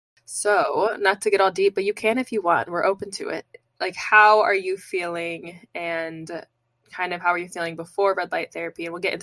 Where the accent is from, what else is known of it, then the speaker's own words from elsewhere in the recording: Indiana, United States; I'm from Indiana. So I'm like my Midwest friends.